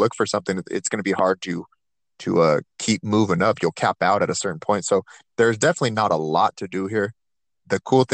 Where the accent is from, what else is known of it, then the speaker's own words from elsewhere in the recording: Turlock, California, United States; I grew up in the Central Valley, Turlock